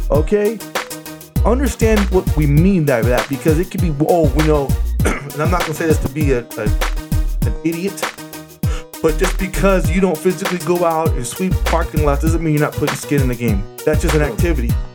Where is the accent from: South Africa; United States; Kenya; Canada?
United States; California; moved away as an adult; now in Las Vegas, United States; I was from California